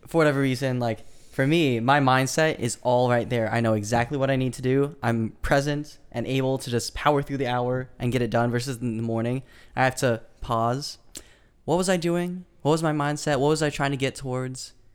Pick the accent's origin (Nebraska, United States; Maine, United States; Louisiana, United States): Nebraska, United States; Lincoln; now in California, United States; from Lincoln, Nebraska, and I currently live in California